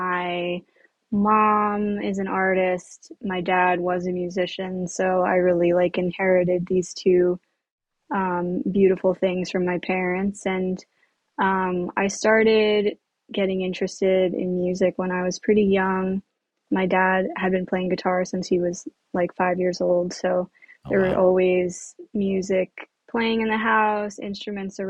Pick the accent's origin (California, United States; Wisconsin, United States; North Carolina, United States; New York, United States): New York, United States; West Harrison; also born or lived in Bronx, New York City; I grew up in a small town called West Harrison that is in Westchester County, which is in New York